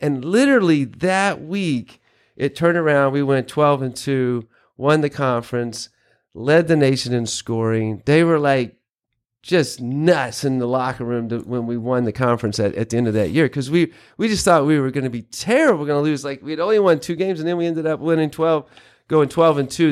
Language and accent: English; North Carolina, United States; moved away as an adult; also born or lived in Kentucky; I grew up in North Carolina, kind of in the country.